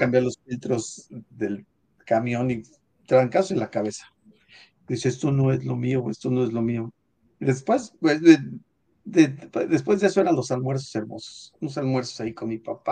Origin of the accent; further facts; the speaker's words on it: State of Mexico, Mexico; yo nací en el, en, el Distrito Federal, pero en realidad crecimos en el Estado de México, en un pueblo